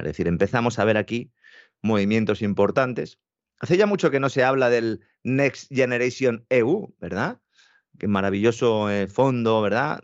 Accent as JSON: {"language": "Spanish", "country": "Spain", "said": "Nosotros, en España"}